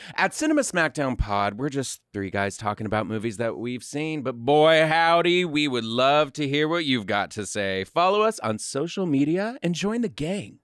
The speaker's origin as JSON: {"language": "English", "town": "Austin", "region": "Texas", "country": "United States", "said": "I'm from Austin"}